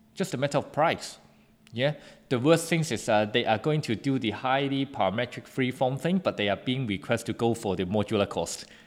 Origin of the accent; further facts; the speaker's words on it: Hong Kong; I come from Hong Kong and then, uh, it's a very good international city